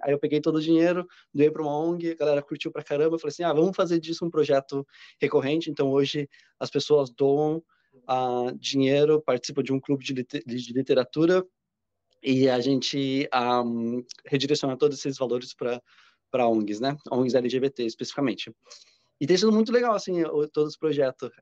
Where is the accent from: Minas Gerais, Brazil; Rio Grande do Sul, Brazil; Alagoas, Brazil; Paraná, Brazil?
Paraná, Brazil; Curitiba; moved away as an adult; now in São Paulo, Brazil; eu sou de Curitiba, mas eu mudei para São Paulo.